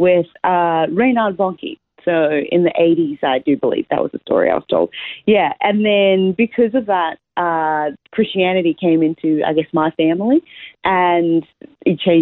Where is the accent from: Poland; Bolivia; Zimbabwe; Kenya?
Zimbabwe; moved away as an adult; also born or lived in Australia / United States; now in Brisbane, Australia; I was born in Zimbabwe, Southern Africa.